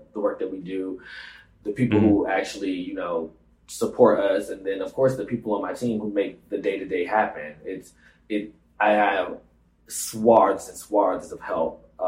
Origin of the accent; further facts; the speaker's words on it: Atlanta, Georgia, United States; moved away as an adult; now in New York, United States; quite difficult growing up in Atlanta